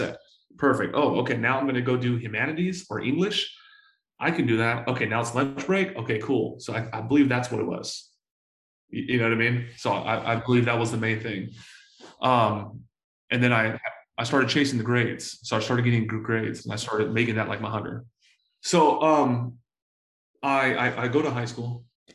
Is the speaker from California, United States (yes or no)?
yes; San Diego, California, United States; I was born to a 16-year-old single mom in San Diego, California. I grew up in Section 8 housing